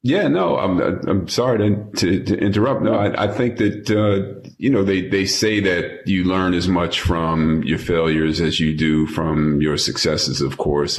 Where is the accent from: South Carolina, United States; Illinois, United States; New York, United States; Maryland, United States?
New York, United States; New York City; moved away; also born or lived in Los Angeles; I'm a New Yorker. I'm a native New Yorker, so having grown up there